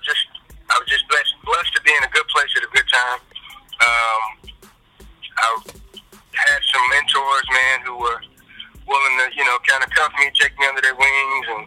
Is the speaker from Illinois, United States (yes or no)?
yes; Chicago, Illinois, United States; I was born and raised here in Chicago